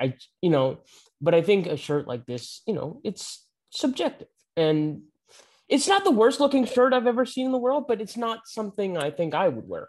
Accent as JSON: {"language": "English", "country": "United States", "said": "We're American"}